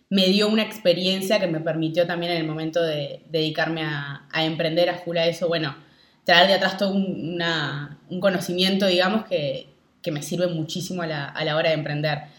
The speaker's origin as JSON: {"language": "Spanish", "region": "Montevideo", "country": "Uruguay", "said": "Hoy estoy en Montevideo, estoy en Uruguay, en Montevideo."}